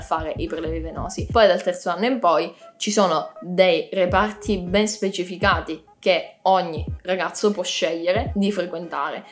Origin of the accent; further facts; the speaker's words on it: Cosenza, Calabria, Italy; moved away as an adult; now in Pisa, Italy; Io studio a Pisa, ma come avrei già capito non sono di Pisa, sono di Cosenza